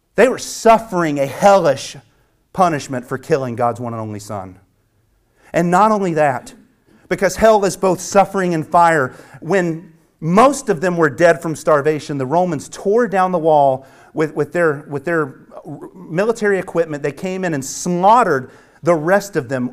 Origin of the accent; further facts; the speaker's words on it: the South, United States; as I grew up speaking in the South